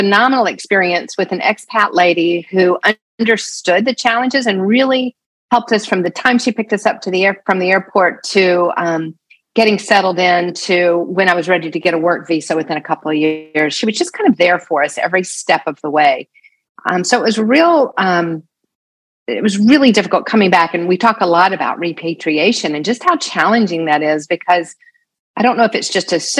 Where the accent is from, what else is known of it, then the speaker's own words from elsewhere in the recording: the South, United States; I wasn't Texan, right? I didn't own cowboy boots. I didn't speak the language, even though I was from the South.